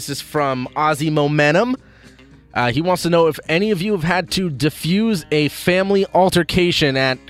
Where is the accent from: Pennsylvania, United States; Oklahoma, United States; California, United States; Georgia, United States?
California, United States; Los Angeles; I was born in West L.A.